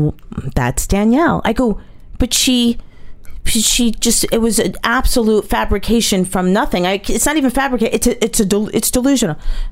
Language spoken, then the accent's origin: English; New Jersey, United States; I'm from New Jersey, right? I've never left New Jersey.